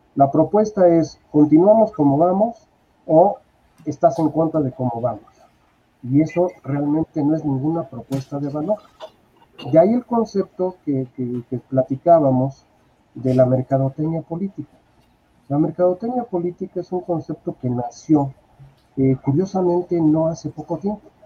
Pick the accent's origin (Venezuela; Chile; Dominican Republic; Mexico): Mexico; soy mexicano